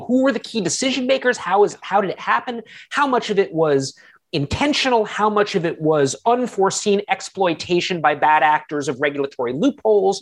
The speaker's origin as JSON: {"language": "English", "country": "United States", "said": "as an American myself"}